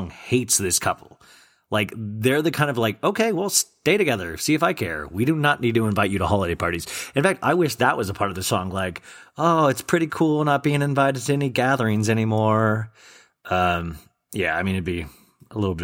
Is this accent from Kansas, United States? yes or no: yes; Kansas, United States; accent: twang; I have a weird twang because I grew up in Kansas and I say certain words weird.